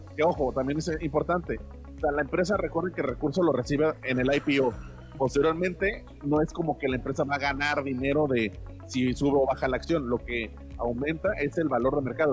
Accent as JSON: {"language": "Spanish", "country": "Mexico", "said": "yo como mexicano."}